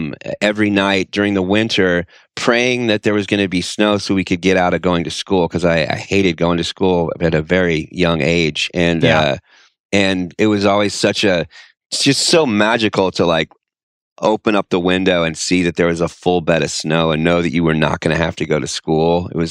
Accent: Denton, Texas, United States; now in Austin, United States; I grew up in North Texas, Denton, Texas, and I live in Austin, Texas now, and it snows maybe like once a year.

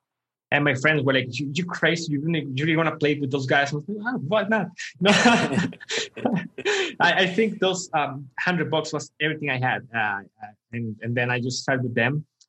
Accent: Costa Rica; Costa Rica. Yeah. Okay. Costa Rica. Yeah. So I was like always middle class. My mother always worked very hard for us.

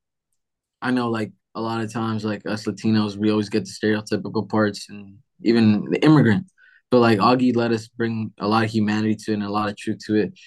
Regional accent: Los Angeles, California, United States; I'm an immigrant myself. You know, I grew up a street vendor. I grew up in Watts

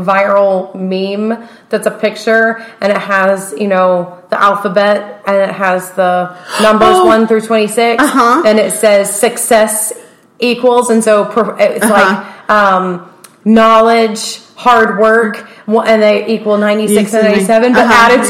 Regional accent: the South, United States; accent: southern; my southern accent came out.

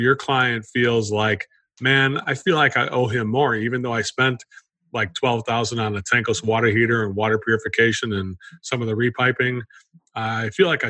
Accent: Chicago, Illinois, United States; moved away; I come from Chicago area, originally grew up in that area

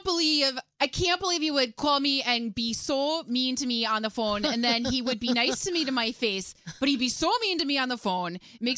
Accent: Wisconsin, United States; accent: Wisconsin; My Wisconsin pops out when I'm angry.

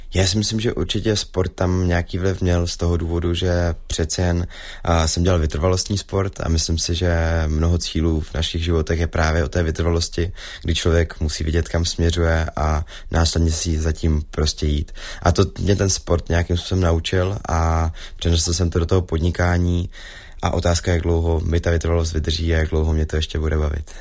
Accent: Zlín, Zlín Region, Czechia; jsem ze Zlína

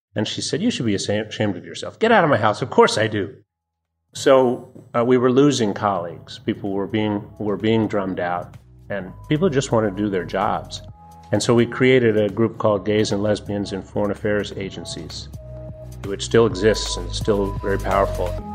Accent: Annapolis, Maryland, United States; I grew up in Annapolis, Maryland

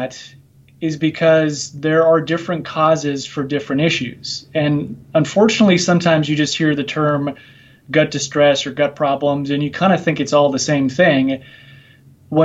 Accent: Minnesota, United States; moved away as an adult; also born or lived in Nebraska; now in Virginia, United States; I'm originally from Minnesota here in the United States

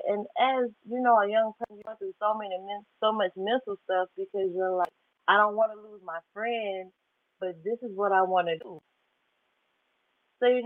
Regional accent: United States; I grew up in Baton Rouge. So it's a little small country town right in Atlanta. It's 2.5 hours away from Atlanta

